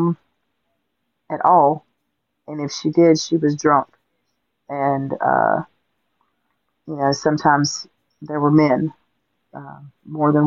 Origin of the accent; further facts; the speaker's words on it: Augusta, Georgia, United States; I grew up in Augusta, Georgia. I was born and raised there